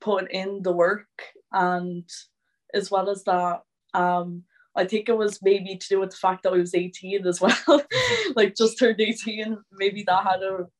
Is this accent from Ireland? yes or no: yes; Waterford, Munster, Ireland; I'm 18, I'm from Waterford